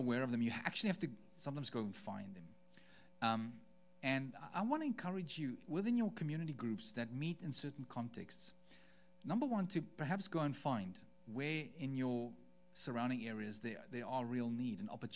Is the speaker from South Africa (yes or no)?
yes; South Africa; moved away; As a South African, someone who, I mean, we've just spent 3 weeks in South Africa, in our home country